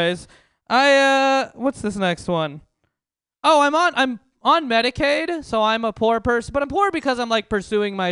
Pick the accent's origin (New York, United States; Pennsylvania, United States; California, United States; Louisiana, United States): California, United States; San Francisco; I grew up in San Francisco, grew up in the Bay Area.